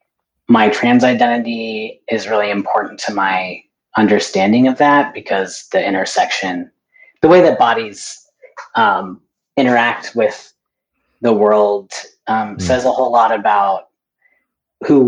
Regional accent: North Carolina, United States; moved away as an adult; also born or lived in Denver, Colorado; now in San Francisco Bay Area, United States; I came from North Carolina, where I grew up

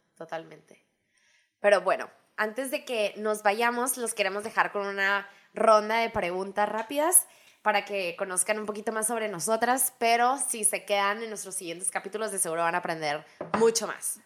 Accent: Hermosillo, Sonora, Mexico; moved away as an adult; also born or lived in New York, United States; now in Phoenix, United States; nacida y crecida en Hermosillo, Sonora.

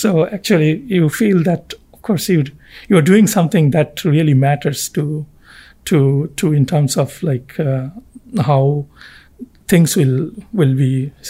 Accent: Kolkata, West Bengal, India; I am from India.

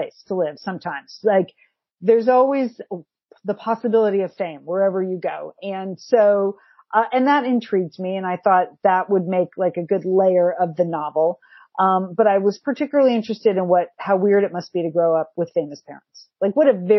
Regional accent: Connecticut, United States; moved away; also born or lived in Pasadena; I grew up in Connecticut

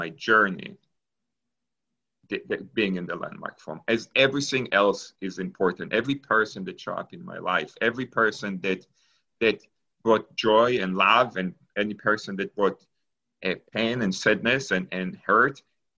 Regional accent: Israel; English is a second language; moved away as an adult; also born or lived in Argentina; now in Pittsburgh, United States; So I was born in Argentina. And when I was 3 years old, my family moved to Israel. And I grew up in Israel until after I finished high school.

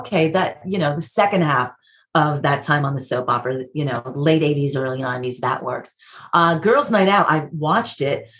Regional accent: New York, United States; accent: New York; I'm like, no, I'm from New York.

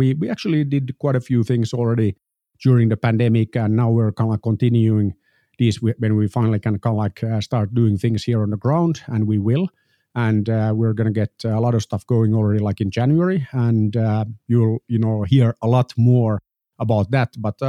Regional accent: Finland; I'm an entrepreneur from Finland.

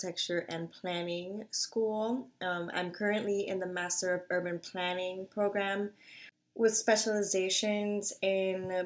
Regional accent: New York City, New York, United States; moved away as an adult; now in Buffalo, United States; growing up in the Bronx

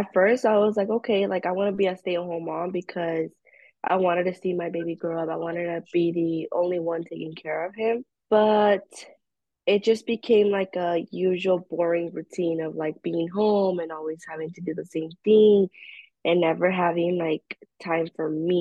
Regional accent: California, United States; I'm from California

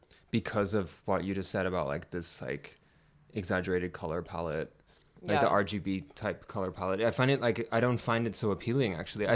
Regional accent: Ireland; I'm from Ireland

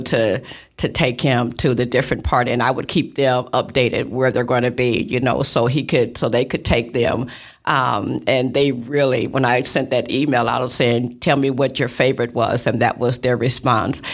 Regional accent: East Moline, Illinois, United States; now in Davenport, United States; I was actually born and raised in East Moline.

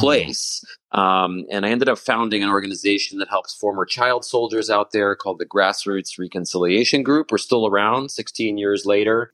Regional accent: Washington, District of Columbia, United States; I was a, a scout growing up in the Washington, D.C. area

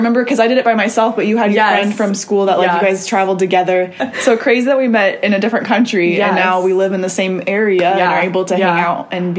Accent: Midwest, United States; we're both from the Midwest

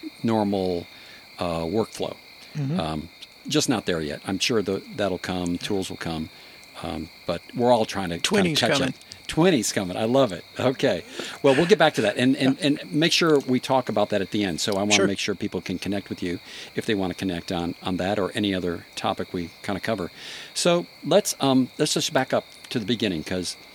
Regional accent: Maine, United States; I grew up in Maine

